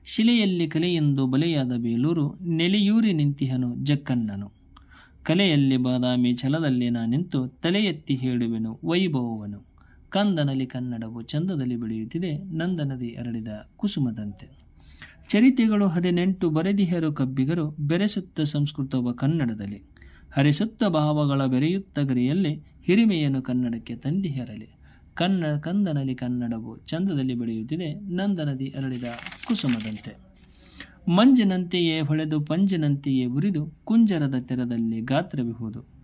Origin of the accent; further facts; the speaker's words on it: Ilkal, Karnataka, India; ಬಾಗಲಕೋಟೆ ಜಿಲ್ಲೆ ಇಳಕಲ್ ನಮ್ಮ ಊರು